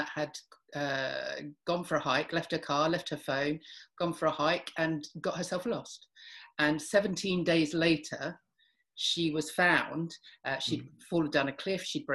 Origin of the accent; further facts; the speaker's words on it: London, United Kingdom; I grew up in North London